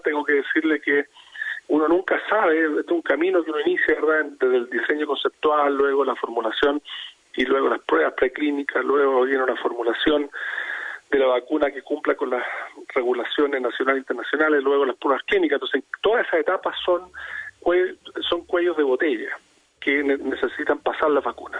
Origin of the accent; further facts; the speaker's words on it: Chile; en nuestro caso Chile